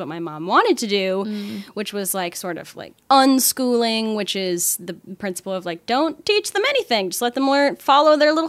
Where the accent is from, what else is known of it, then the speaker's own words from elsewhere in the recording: Midwest, United States; also born or lived in Iowa / Kansas / Nebraska; I grew up in the Midwest. I grew up in Iowa, Kansas, and Nebraska.